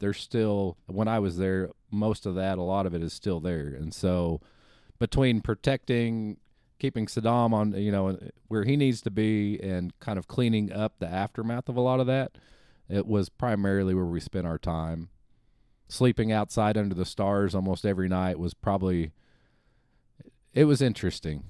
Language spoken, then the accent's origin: English; North Kansas City, Missouri, United States; also born or lived in Springfield; I think about first grade, maybe, up until graduating from high school, I was in, uh, the North Kansas City area